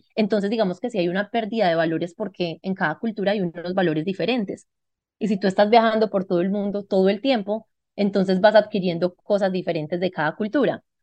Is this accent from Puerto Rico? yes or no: no; Medellín, Antioquia, Colombia; yo nací en Medellín.